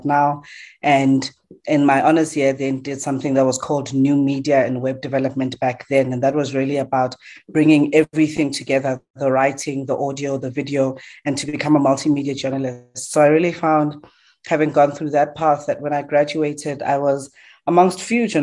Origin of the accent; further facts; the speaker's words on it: Johannesburg, Gauteng, South Africa; I'm born in Diepkloof, Soweto